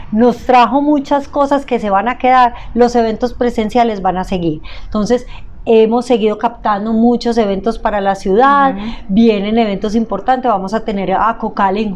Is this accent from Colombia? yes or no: yes; Antioquia, Colombia